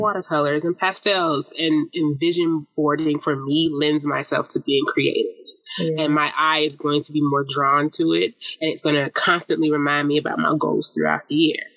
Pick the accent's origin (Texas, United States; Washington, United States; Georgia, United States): Georgia, United States; Atlanta; I am from Zone Six